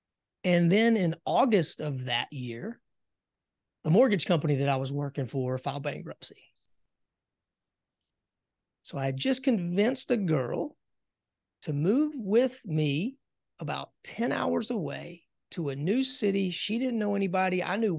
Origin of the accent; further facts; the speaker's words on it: South Carolina, United States; moved away as an adult; also born or lived in Raleigh, North Carolina; I grew up in South Carolina.